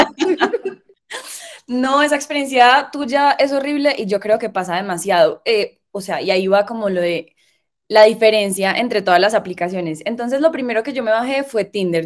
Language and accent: Spanish; Medellín, Antioquia, Colombia; vengo de Medellín eh, um, y vengo de Medellín